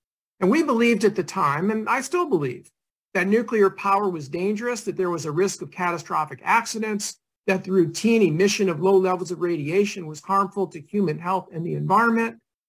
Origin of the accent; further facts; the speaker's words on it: Massachusetts, United States; moved away; when I was a kid growing up in Massachusetts, we used to often spend our summers in Maine